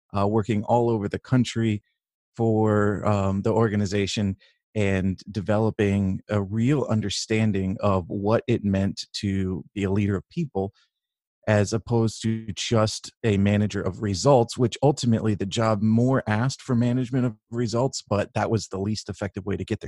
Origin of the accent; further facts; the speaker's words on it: Northern California, United States; I grew up in in Northern California